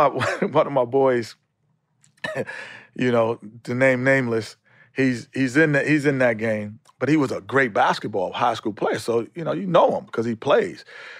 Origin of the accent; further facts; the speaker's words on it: New York City, New York, United States; Growing up in New York City.